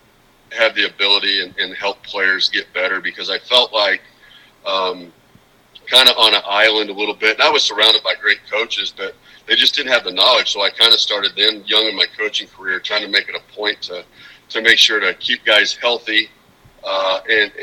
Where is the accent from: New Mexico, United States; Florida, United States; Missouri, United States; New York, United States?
Missouri, United States; Carthage; I grew up in Carthage, Missouri, which is actually about 15 minutes from Joplin, Southwest Missouri.